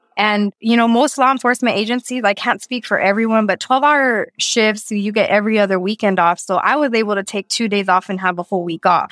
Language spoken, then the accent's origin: English; Texas, United States; moved away as an adult; also born or lived in New Mexico; now in Thailand; I'm from Texas